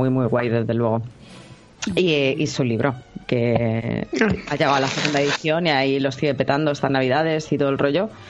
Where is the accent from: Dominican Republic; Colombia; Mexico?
Colombia; now in Madrid, Spain; Claro que yo soy de Colombia, pero yo noto que es mucho el personal que viene a esta feria.